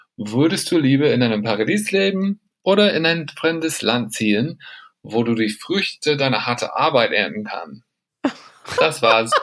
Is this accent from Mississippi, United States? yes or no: yes; Mississippi, United States; German is a second language; moved away as an adult; now in Australia; ich komme aus Mississippi in den USA